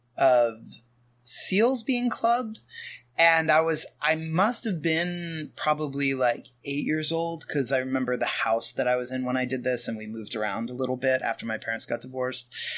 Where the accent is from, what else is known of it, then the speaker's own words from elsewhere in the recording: Pennsylvania, United States; I grew up in small town Pennsylvania